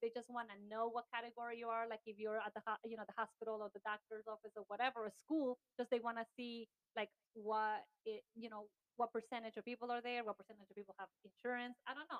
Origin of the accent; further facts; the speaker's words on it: Ecuador; moved away; I was born and raised in Ecuador